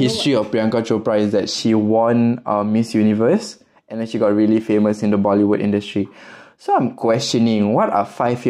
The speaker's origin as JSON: {"language": "English", "country": "Singapore", "tie": "born or raised there", "also_born_or_lived": "Pakistan", "said": "I'm Pakistani, you know. So, raised in Pakistan … But coming to Singapore"}